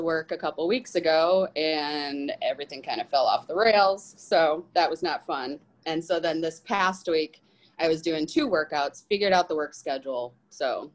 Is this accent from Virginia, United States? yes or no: no; Rockford, Illinois, United States; I am 39 from Rockford, Illinois